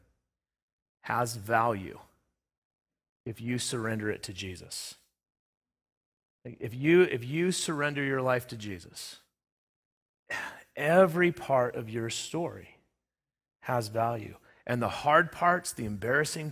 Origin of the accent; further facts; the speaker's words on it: Southern California, United States; also born or lived in Front Range, Colorado; now in Sterling, United States; I grew up in Southern California, lived in the Front Range through 2003 on until I ended up here.